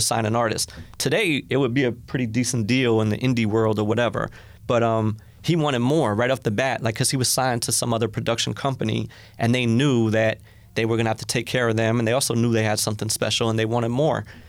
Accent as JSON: {"language": "English", "town": "White Plains", "region": "New York", "country": "United States", "said": "I was from White Plains"}